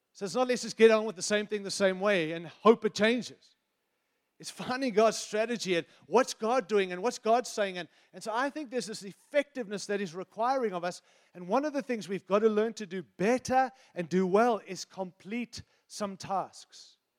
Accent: United States; I'm an American

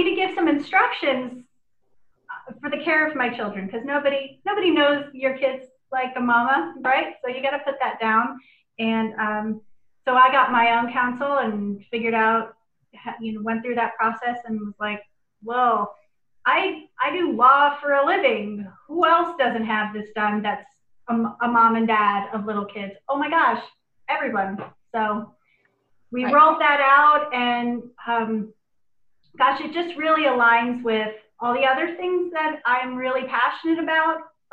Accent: Miami, Florida, United States; moved away as an adult; also born or lived in Portland, Oregon / New York City / Seattle; now in Spokane, United States; I'm from Miami, Florida, and I was born and raised in Florida. I didn't leave South Florida until I went to college

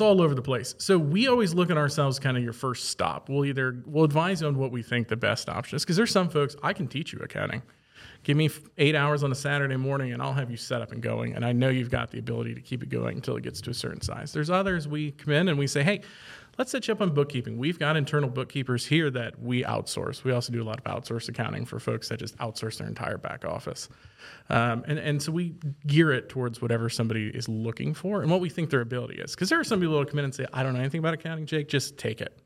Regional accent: Archbold, Ohio, United States; moved away as an adult; now in central Ohio, United States; I'm originally from Archbold, which is in the far northwest corner of Ohio

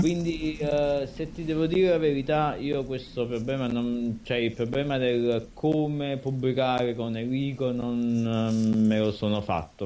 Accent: Anacapri, Campania, Italy; io è vero che sono di Capri

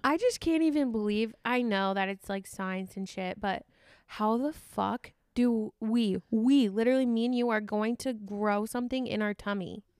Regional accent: Sioux Falls, South Dakota, United States; moved away as an adult; also born or lived in Iowa; now in Minnesota, United States; I was born in Iowa. My parents moved to Sioux Falls, South Dakota

